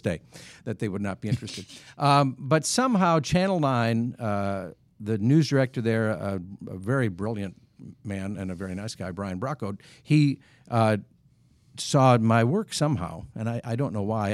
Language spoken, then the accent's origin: English; Wisconsin, United States; moved away as an adult; now in Kansas City, United States; I grew up in Wisconsin